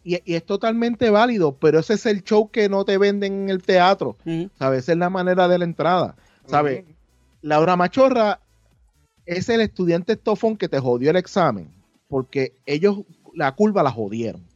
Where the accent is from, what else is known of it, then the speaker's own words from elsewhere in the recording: Puerto Rico; nosotros como creadores en Puerto Rico